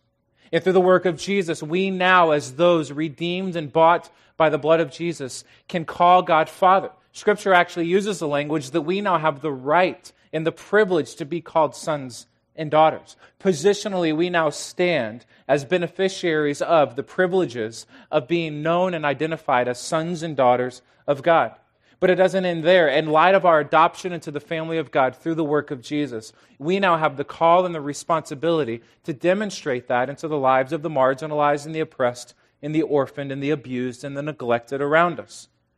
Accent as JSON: {"language": "English", "town": "The Woodlands", "region": "Texas", "country": "United States", "said": "I'm from the Woodlands, Texas, which is just outside of Houston."}